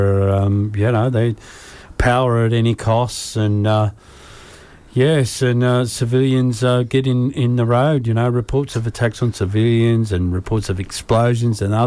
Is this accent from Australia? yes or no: yes; Ipswich, Queensland, Australia; I'm from Ipswich